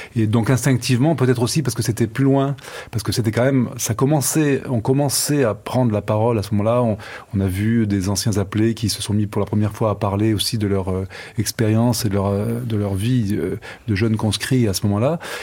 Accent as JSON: {"language": "French", "town": "Nice", "region": "Provence-Alpes-Côte d'Azur", "country": "France", "tie": "born or raised there", "also_born_or_lived": "Algiers, Algeria", "said": "j'ai passé toute mon enfance à Nice"}